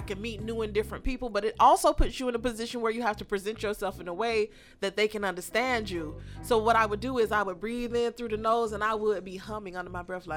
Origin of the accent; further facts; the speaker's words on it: Florida, United States; I'm a Florida native. I was born and raised here in Florida, and my entire family lives in my immediate area.